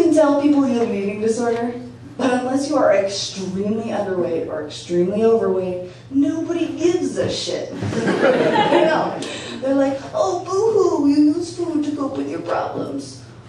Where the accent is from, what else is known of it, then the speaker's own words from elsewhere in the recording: New Hampshire, United States; now in San Francisco, United States; growing up in New Hampshire